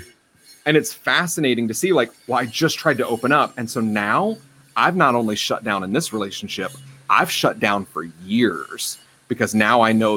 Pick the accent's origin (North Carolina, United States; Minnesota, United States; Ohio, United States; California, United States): North Carolina, United States; I'm from North Carolina. I'm raised in the South